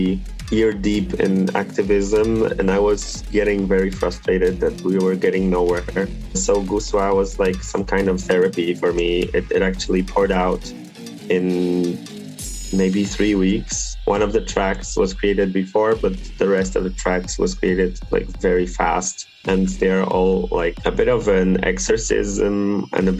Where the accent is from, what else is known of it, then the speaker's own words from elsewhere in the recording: Toruń, Kuyavian-Pomeranian Voivodeship, Poland; I was living in a very small town. I'm from Torun, from a city that's like 160,000 occupants.